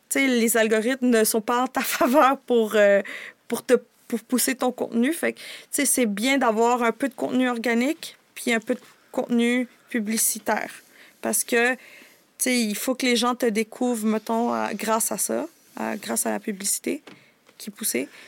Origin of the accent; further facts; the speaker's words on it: Canada; also born or lived in United States (birth) / El Salvador (ancestry); suis née aux États-Unis, mais je suis arrivée ici très jeune